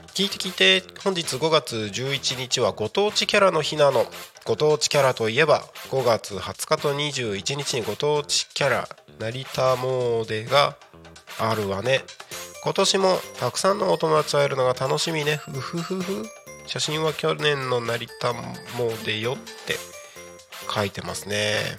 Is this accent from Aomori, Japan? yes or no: yes; Takko, Aomori, Japan; moved away; 僕の出身のね青森県田子町